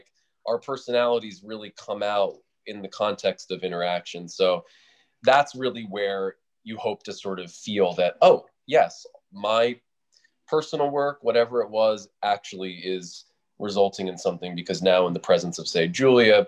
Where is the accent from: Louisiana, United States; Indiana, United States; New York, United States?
New York, United States; New York City; also born or lived in Los Angeles; I was born in the West Village. And then when I was four, moved to the suburbs, but upper West Side, which is just the suburbs compared to the village. But I've always been here. LA is a second home, but I'm a native New Yorker